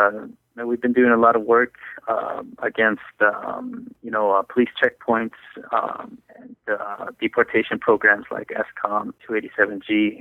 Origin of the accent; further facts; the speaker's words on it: Los Angeles, California, United States; Well, I was born and raised in L.A. I was born in East L.A., grew up in around Huntington Park, and then I moved around a lot as a kid.